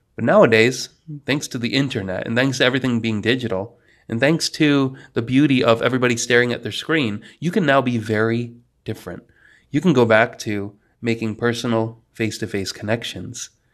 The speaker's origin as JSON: {"language": "English", "region": "New York", "country": "United States", "tie": "born or raised there", "also_born_or_lived": "Poland", "moved": "as an adult", "lives_now": "North Carolina, United States", "said": "I was raised by a family from New Jersey and lived in the middle of the boonies up in New York for most of my life."}